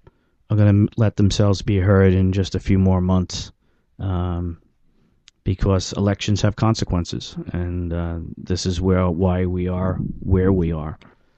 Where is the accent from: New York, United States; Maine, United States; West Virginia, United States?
New York, United States; I'm from New York, and New York is the number one dairy state in the United States.